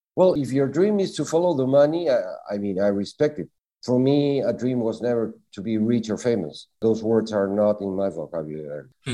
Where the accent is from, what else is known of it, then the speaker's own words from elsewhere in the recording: Lima, Peru; now in Tenerife, Spain; I was born in Lima, Peru, in Latin America